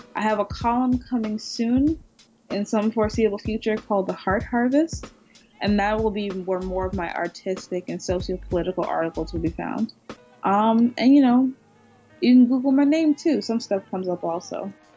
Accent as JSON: {"language": "English", "region": "California", "country": "United States", "moved": "yes", "lives_now": "New York, United States", "said": "I'm from the West Coast, so I'm from Cali"}